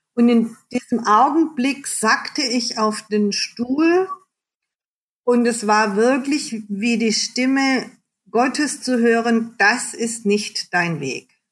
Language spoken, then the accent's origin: German; Germany; als Deutsche